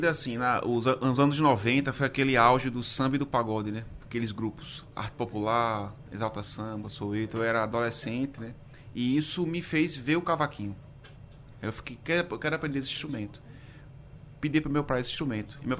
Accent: Pernambuco, Brazil; also born or lived in União dos Palmares, Alagoas; now in Recife, Brazil; Aí eu morava em Alagoas na época na cidade do União dos Palmares. Sou pernambucano, mas morava lá

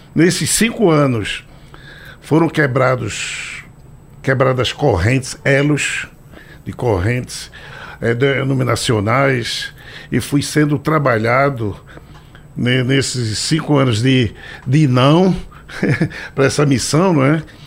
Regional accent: Recife, Pernambuco, Brazil; Sou pernambucano, recifense, com muito orgulho, é nordestino

